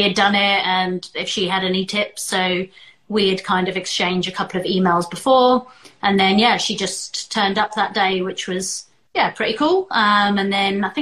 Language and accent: English; South Africa; I was born in South Africa